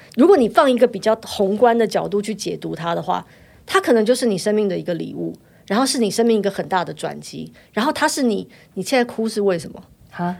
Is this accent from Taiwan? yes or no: yes; Taiwan; 我三十岁就来台湾了，我在这里读书长大